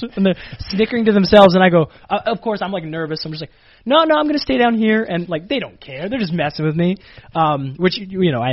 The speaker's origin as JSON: {"language": "English", "country": "Canada", "moved": "as an adult", "lives_now": "Florida, United States", "said": "I was from Canada"}